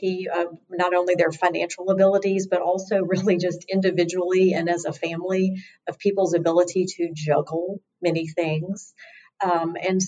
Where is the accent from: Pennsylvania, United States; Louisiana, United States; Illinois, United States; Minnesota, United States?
Louisiana, United States; Lake Charles; also born or lived in Mississippi / Washington, D.C.; I'm born and raised in Lake Charles, went to college at Ole Miss